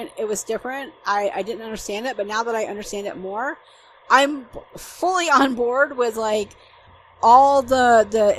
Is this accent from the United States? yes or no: yes; Atlanta, Georgia, United States; moved away as an adult; now in Germany; I'm from Georgia, I'm from Metro Atlanta